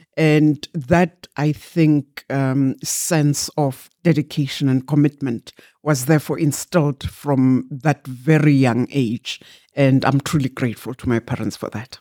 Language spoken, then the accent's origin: English; Barberton, Mpumalanga, South Africa; also born or lived in Glencowie; I was born in Mjindini, which is near Barberton